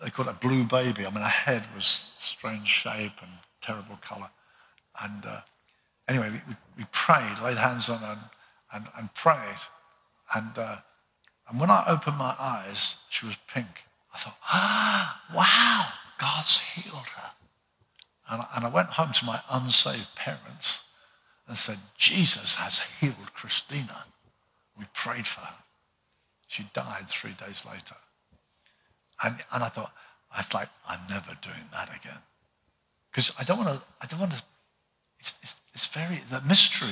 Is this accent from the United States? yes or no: no; United Kingdom; us as British people